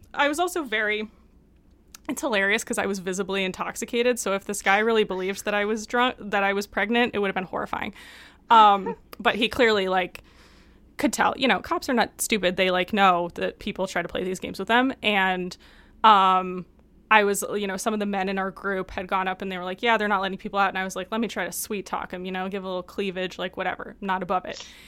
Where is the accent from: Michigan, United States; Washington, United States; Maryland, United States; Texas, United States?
Michigan, United States; Detroit; growing up in Detroit